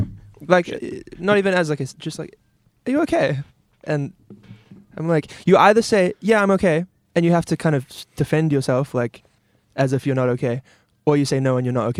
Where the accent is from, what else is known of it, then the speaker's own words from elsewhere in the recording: New Zealand; also born or lived in England; then they came back to New Zealand, and I was like 1 year old. So I'm very much like, you know, Kiwi. I was born in England.